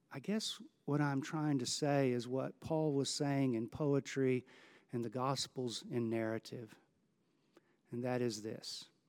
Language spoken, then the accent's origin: English; Houston, Texas, United States; Growing up in Houston